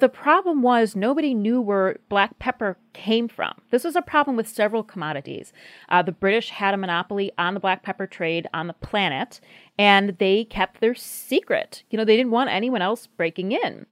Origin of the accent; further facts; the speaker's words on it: United States; we as a country